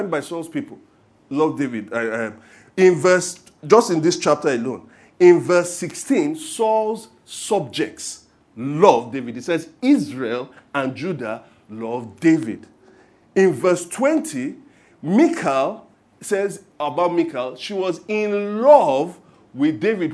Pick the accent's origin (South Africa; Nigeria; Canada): Nigeria; being Nigerian Christians